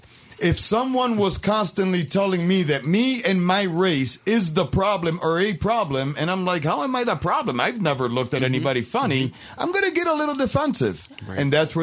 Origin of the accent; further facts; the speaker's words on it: Puerto Rico; now in United States; And I never stopped being Puerto Rican, but I'm an American, mm-hmm. right?